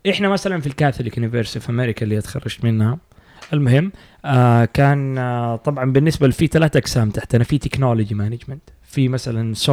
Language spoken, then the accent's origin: Arabic; Saudi Arabia